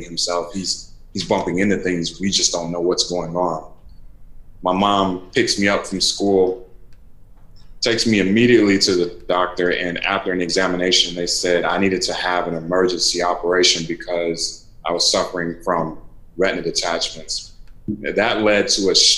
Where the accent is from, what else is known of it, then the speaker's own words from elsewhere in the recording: Raleigh, North Carolina, United States; I grew up in North Carolina. I grew up in Raleigh